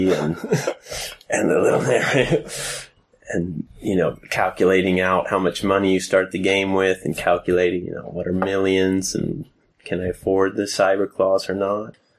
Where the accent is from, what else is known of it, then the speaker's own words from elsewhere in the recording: Seattle, Washington, United States; now in Sweden; growing up in Seattle, my older brothers played uh, Dungeons and Dragons